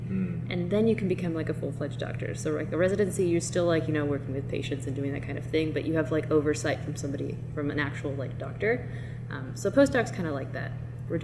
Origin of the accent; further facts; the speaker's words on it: Seattle, Washington, United States; moved away; I grew up in Seattle.